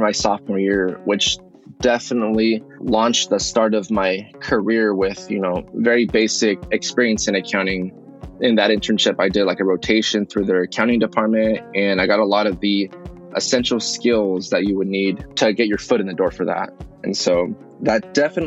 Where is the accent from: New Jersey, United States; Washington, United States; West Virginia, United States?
Washington, United States; Yakima; moved away as an adult; also born or lived in Guadalajara, Jalisco, Mexico / Seattle, Washington; I was born in Guadalajara, Jalisco, Mexico. But my family moved to the U.S. when I was 2 years old, and I was raised in Yakima, Washington